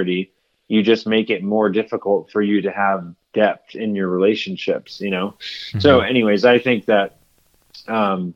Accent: United States; a product of just growing up in America

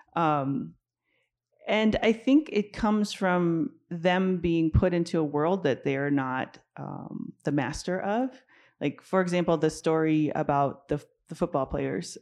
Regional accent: Denver, Colorado, United States; I grew up in Denver during the era of court-ordered busing for racial integration

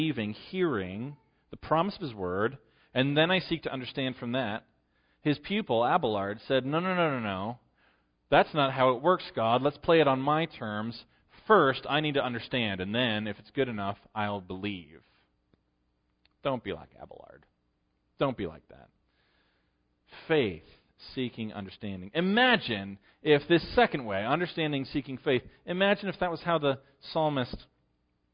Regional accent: Western New York, United States; I'm from Western New York

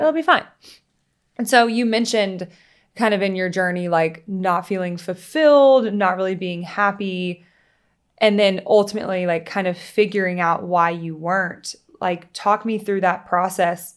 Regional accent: Louisiana, United States; now in Charleston, United States; growing up in Louisiana

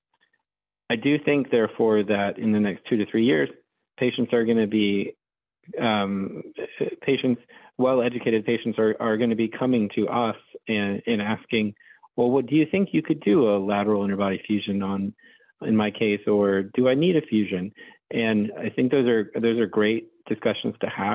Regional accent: Florida, United States; also born or lived in Rhode Island; I am born and raised in Florida, and I live in Orlando, Florida

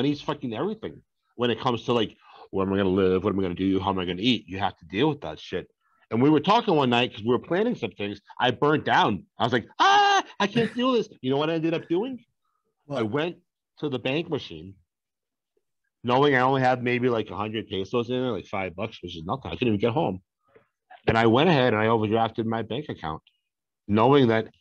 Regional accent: Boston, Massachusetts, United States; I'm from Boston

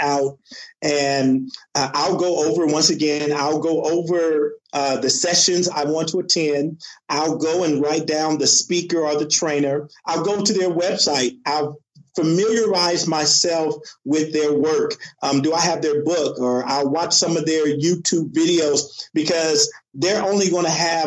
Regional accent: California, United States; I grew up in California

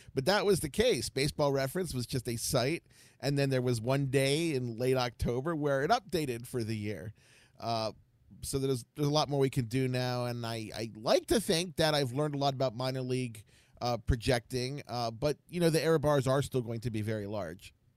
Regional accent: Baltimore, Maryland, United States; now in Ohio, United States; I am from Baltimore, but I live in Ohio

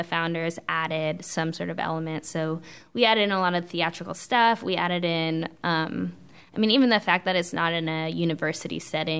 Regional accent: West Coast, United States; I'm from the West Coast, so it's kind of... I'm laissez-faire.

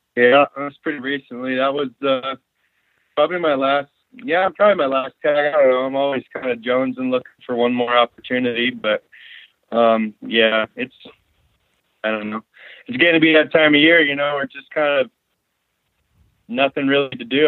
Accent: North Idaho, United States; now in King Salmon, United States; I was born and raised in North Idaho

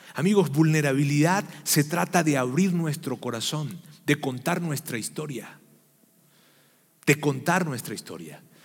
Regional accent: Venezuela; los que somos venezolanos sabemos que los diciembre lo que hay es gaita y es pan de jamón

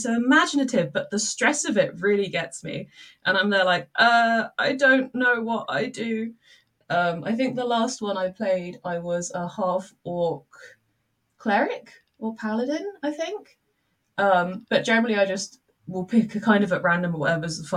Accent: Milton Keynes, South East England, United Kingdom; I come from Milton Keynes

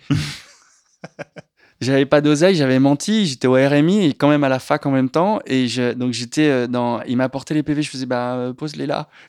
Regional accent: La Rochelle, Nouvelle-Aquitaine, France; moved away; J'ai grandi à La Rochelle

